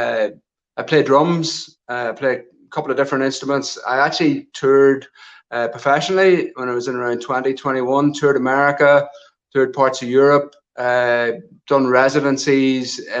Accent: near Armagh, Northern Ireland, United Kingdom; I grew up in a rural location just on the north side of the border, close to the southern border into the Republic of Ireland, in a wee place called Katy, which is just outside Armagh

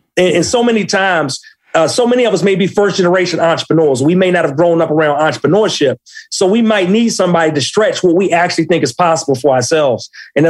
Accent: Maryland, United States; accent: DMV; No, I'm originally from Maryland, Prince George's County. So if not already, my DMV vernacular will pick up during the interview at some point.

